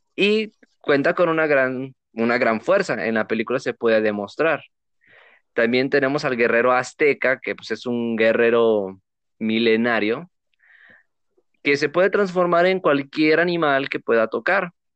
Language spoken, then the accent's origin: Spanish; Mexico; los que somos mexicanos